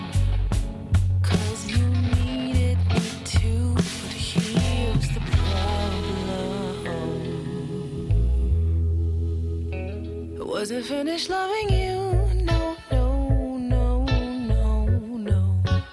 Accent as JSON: {"language": "English", "town": "Reading", "region": "Pennsylvania", "country": "United States", "tie": "born or raised there", "also_born_or_lived": "Switzerland", "moved": "as an adult", "said": "I grew up in Reading"}